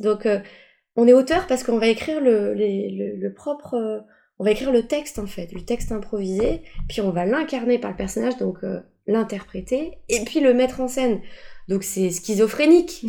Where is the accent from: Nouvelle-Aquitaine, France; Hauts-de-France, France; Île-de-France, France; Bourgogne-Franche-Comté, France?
Île-de-France, France; Paris; also born or lived in Boullay-les-Troux; je viens de Paris, Paris 13e arrondissement et on vivait dans des grandes tours